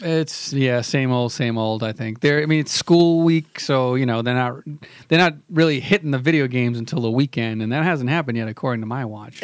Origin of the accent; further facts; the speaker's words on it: Boston, Massachusetts, United States; I'm from Boston. I'm just a simple Bostonian